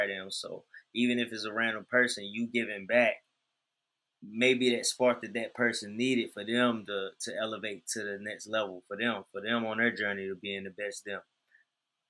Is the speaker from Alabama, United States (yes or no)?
no; Shelby, North Carolina, United States; I'm from Shelby, North Carolina. A lot of people be thinking I'm from Charlotte. I'm not from Charlotte. I'm from Shelby, North Carolina. I'm a country boy